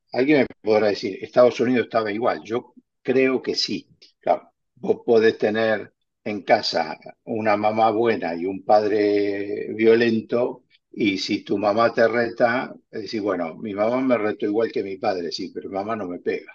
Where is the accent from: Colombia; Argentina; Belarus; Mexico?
Argentina; now in Spain; yo soy argentino y como argentino prefiero que se exporte carne argentina